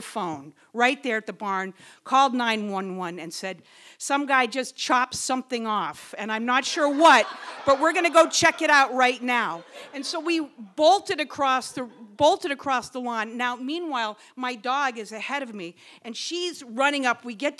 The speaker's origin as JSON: {"language": "English", "town": "Wellfleet", "region": "Massachusetts", "country": "United States", "tie": "born or raised there", "said": "Okay, so I'm a teacher over here at Nauset Regional High School, and I was born and raised in Wellfleet."}